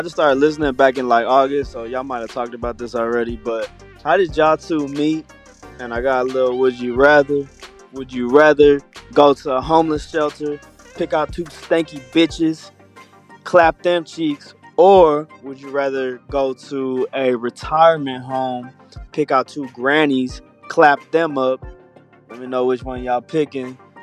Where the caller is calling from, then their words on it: Texas, United States; I'm calling from Texas